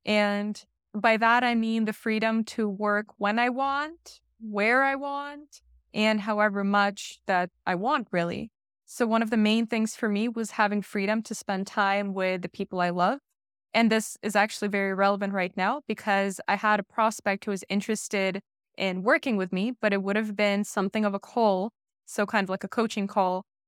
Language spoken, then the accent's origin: English; Bay Area, California, United States; moved away as an adult; also born or lived in Russia; now in Netherlands; growing up in the Bay Area 'cause that's where I grew up